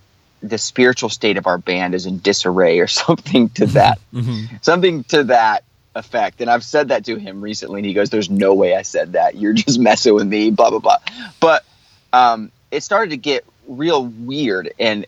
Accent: the South, United States; especially growing up in the South, like we all did

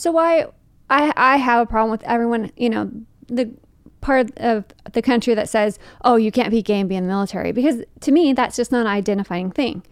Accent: Fremont, California, United States; moved away; growing up in Fremont, which is weird because it is just, like, twenty-five minutes out of, away from San Francisco

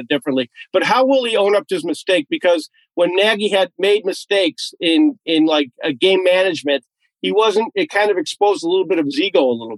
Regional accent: Chicago, Illinois, United States; I grew up in Chicago

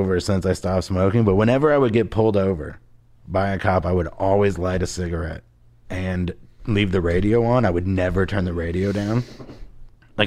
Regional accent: Cincinnati, Ohio, United States; I grew up in Cincinnati

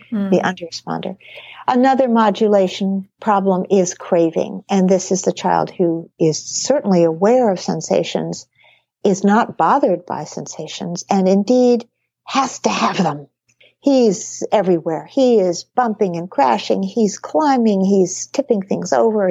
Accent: New England, United States; I grew up in New England

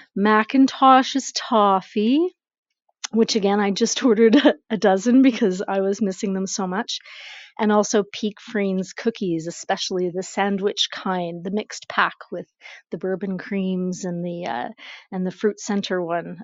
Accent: Canada; moved away as an adult; now in United States; I'm a Canadian down here. I've been in the States, uh, si- mm, five years now

